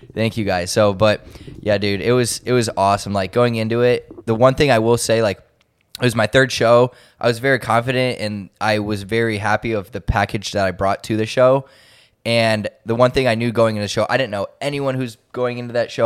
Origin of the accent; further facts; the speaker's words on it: Cleveland, Ohio, United States; I'm from Cleveland